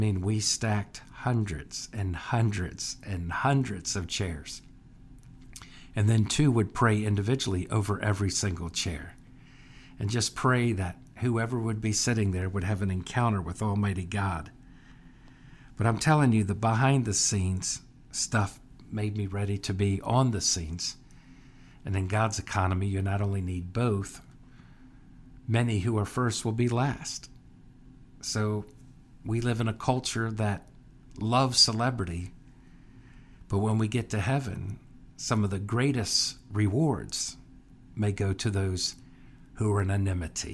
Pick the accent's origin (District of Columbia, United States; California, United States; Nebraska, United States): District of Columbia, United States; Washington; I was born on Capitol Hill